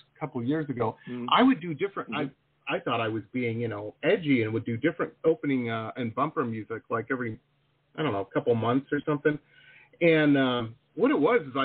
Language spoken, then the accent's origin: English; Detroit, Michigan, United States; moved away as an adult; also born or lived in Boston / San Diego; now in South Florida, United States; I grew up in Metro Detroit